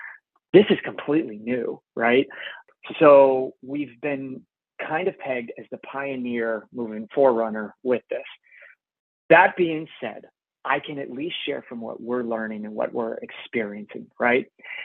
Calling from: Canada; I'm calling in from Canada.

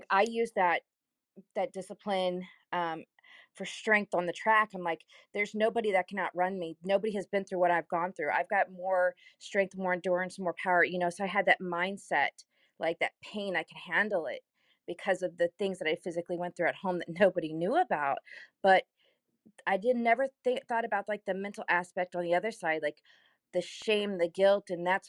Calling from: Kansas City, United States; I'm here from Kansas City.

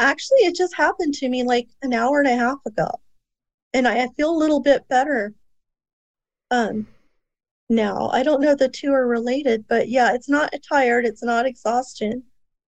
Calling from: Antelope Valley, California, United States; I'm from Southern California right now.

